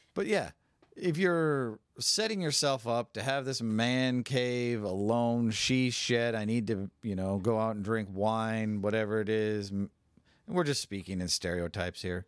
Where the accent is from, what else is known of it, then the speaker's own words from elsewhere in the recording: San Francisco, California, United States; I'm from San Francisco